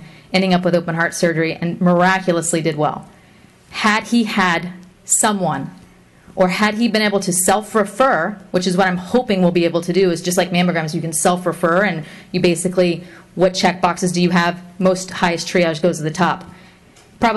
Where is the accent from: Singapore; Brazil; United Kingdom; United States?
United States; Fort Pierce, Florida; I was born and raised in Fort Pierce